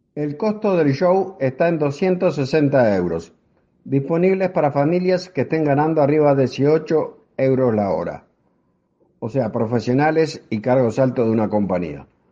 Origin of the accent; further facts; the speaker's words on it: Uruguay; now in Houston, United States; Soy uruguayo y actualmente resido en Estados Unidos